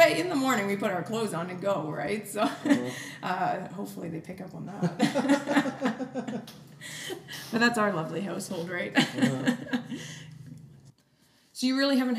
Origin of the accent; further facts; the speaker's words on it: Ladner, British Columbia, Canada; moved away as an adult; also born or lived in Calgary; I'm from Vancouver